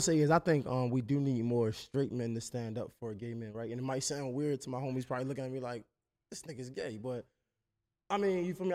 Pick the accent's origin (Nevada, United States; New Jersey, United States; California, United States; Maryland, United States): Maryland, United States; Baltimore; I'm from Baltimore, but it's you would recognize it as D M V